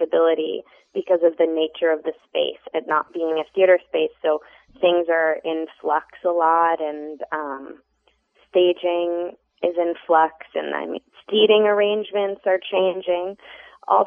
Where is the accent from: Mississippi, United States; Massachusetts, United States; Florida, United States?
Massachusetts, United States; Boston; now in Chicago, United States; I'm originally from Boston, and I've love living in Chicago